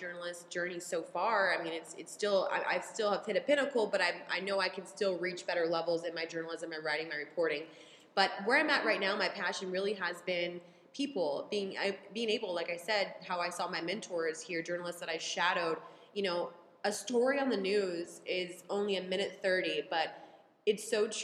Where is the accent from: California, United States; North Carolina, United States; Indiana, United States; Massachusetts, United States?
California, United States; San Diego; moved away as an adult; also born or lived in Midwest; I am from San Diego, California, born and raised San Diego girl.